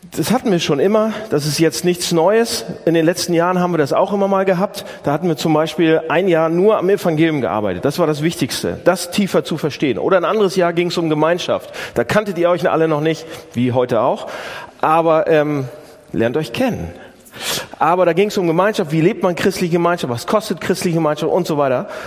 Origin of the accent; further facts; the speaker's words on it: Northern Germany, Germany; bei uns im Norden